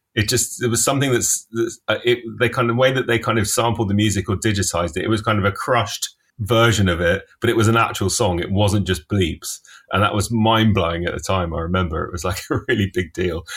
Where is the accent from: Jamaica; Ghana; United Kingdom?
United Kingdom; London; I grew up in Finchley in North London